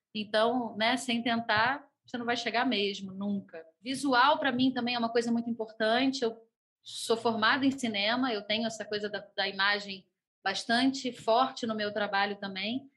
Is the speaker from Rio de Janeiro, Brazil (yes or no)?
yes; Rio de Janeiro, Brazil; eu sou do Rio de Janeiro, cantora e compositora